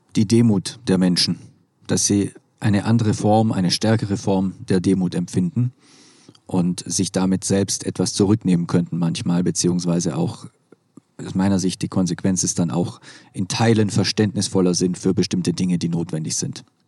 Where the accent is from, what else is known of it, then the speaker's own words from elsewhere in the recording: Swabia, Germany; Ich komme aus dem Schwäbischen